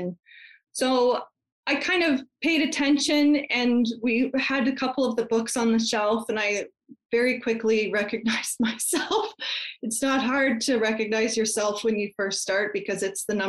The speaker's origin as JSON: {"language": "English", "region": "Colorado", "country": "United States", "tie": "born or raised there", "also_born_or_lived": "Canada", "moved": "as an adult", "said": "I grew up in Colorado, and when I turned 18, I moved to Canada."}